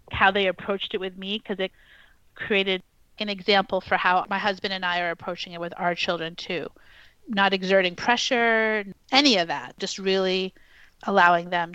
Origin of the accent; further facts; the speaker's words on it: New York City, New York, United States; I actually was growing up in New York City